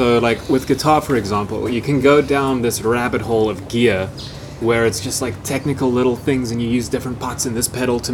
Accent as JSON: {"language": "English", "town": "Bloemfontein", "region": "Free State", "country": "South Africa", "said": "I'm from Bloemfontein. Very, very Afrikaans. I was in Grey College for a little while"}